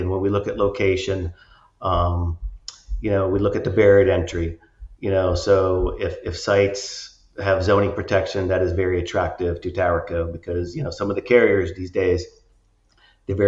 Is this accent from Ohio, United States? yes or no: yes; Northeast Ohio, United States; grew up in Northeast Ohio.